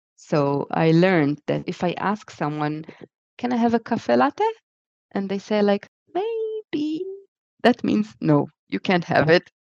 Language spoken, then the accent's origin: English; Israel; moved away as an adult; also born or lived in Japan / Connecticut, United States; now in Leiden, Netherlands; I was born in Israel, and then I spent most of my life there, and uh, until I was 28